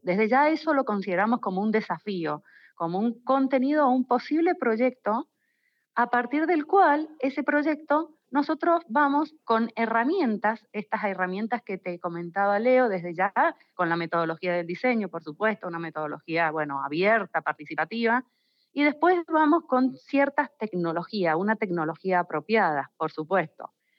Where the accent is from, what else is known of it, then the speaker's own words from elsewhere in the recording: Mendoza, Argentina; now in San Juan, Argentina; Por más que soy mendocina